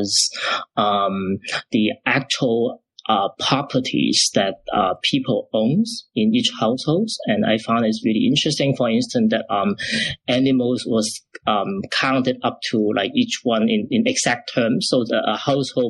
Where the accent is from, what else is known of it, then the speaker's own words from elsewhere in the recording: Macau; also born or lived in Chicago, United States; now in Toronto, Canada; I was originally from Macau